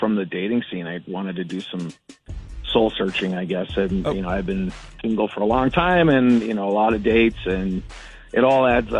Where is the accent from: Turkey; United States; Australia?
United States; as an American